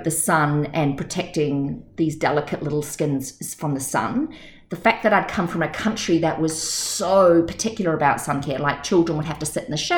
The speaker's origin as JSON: {"language": "English", "country": "New Zealand", "tie": "born or raised there", "also_born_or_lived": "Australia", "moved": "yes", "said": "I was born in New Zealand and then traveled extensively"}